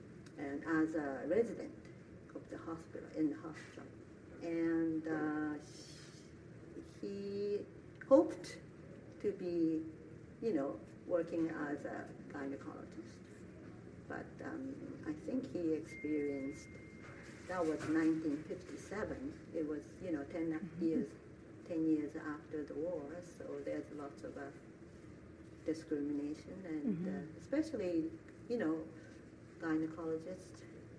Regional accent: Taiwan; born there; I was born in Taiwan a year before the end of Second World War.

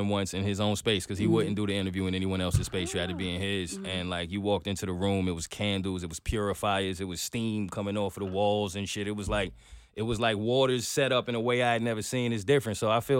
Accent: New York, United States; I'm a New Yorker

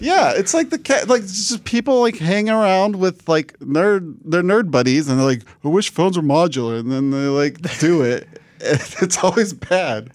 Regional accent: Washington, United States; we had great internet in my hometown in Washington and State

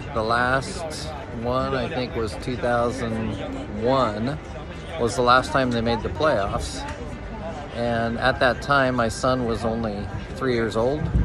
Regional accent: Orcas Island, Washington, United States; also born or lived in Kirkland, Washington; I am from Kirkland, Washington, originally from Orcas Island, Washington

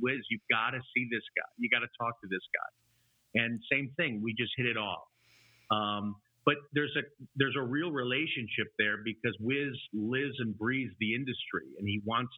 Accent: Chicago, Illinois, United States; I grew up in the suburbs of Chicago. That's where I am now

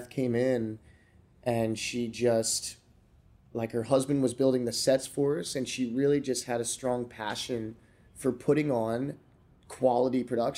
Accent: Florida, United States; also born or lived in Pennsylvania / Georgia / Delaware / New Jersey; I was born in Pennsylvania, mm-hmm. moved to Georgia for a couple of years. Then I moved to Delaware. Then I moved to South Jersey. And then I moved to Florida.

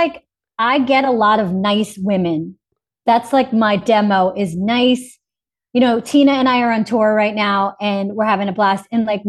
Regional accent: Boston, Massachusetts, United States; My lady probably fell into like a little Boston at times, just because that's my hometown.

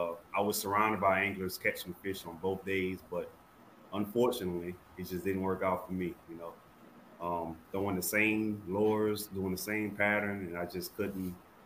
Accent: Thibodaux, Louisiana, United States; from Thibodaux, Louisiana. Known to be, you know, the best fishery in the world.

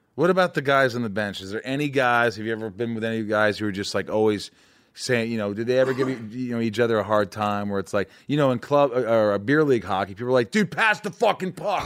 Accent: Indiana, United States; I grew up in Indiana and I was fine

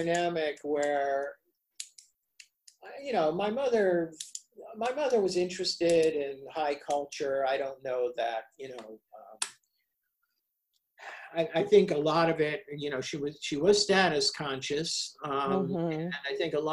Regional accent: Cleveland, Ohio, United States; I grew up in Cleveland, Ohio

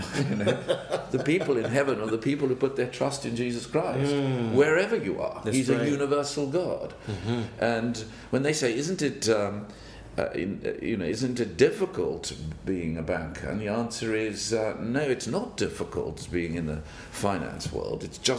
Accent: South Africa; So I grew up in South Africa, a little farm boy. Went to do my schooling there

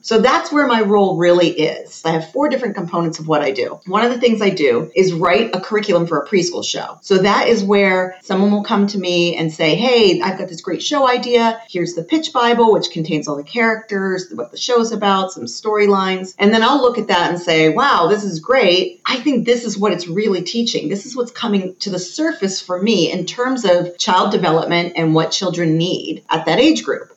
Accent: United States; I'm very American. I was born and raised in America.

